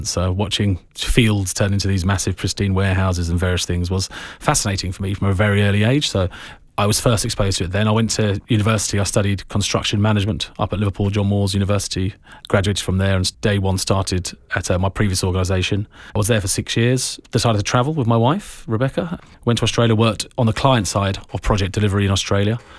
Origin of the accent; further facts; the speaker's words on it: Glencar, Ireland; A, because I hail from Glencar. I love being from Glencar.